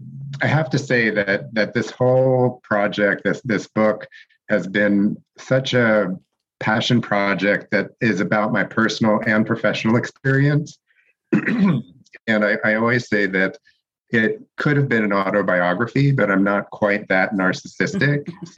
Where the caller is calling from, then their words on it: Santa Monica, California, United States; And I am calling in from Los Angeles this morning, actually Santa Monica, for those of you who know the difference. And I have been out here since the late 80s